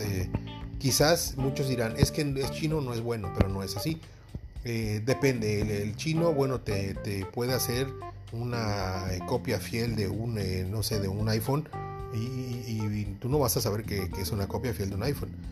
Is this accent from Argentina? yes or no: no; Mexico